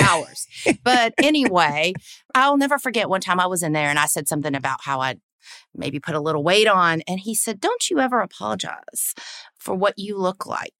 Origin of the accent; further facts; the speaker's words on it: the South, United States; accent: Southern; I'm born and raised in the South. Don't know if you can tell from the accent